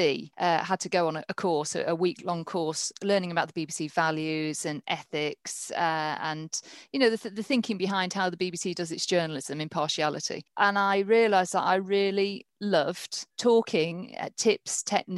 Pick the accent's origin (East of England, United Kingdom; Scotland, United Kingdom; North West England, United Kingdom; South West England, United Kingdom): North West England, United Kingdom; Morecambe; also born or lived in Norfolk / London; now in Northampton, United Kingdom; I'm from Morecambe